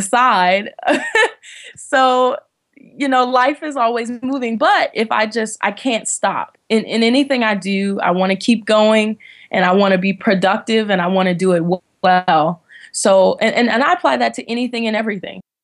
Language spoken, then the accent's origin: English; Washington, District of Columbia, United States; moved away as an adult; also born or lived in North Carolina; I was born and raised in Washington, D C